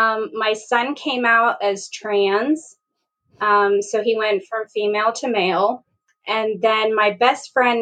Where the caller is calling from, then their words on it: Morgantown, West Virginia, United States; I'm located in Morgantown, West Virginia, home of the Mountaineers.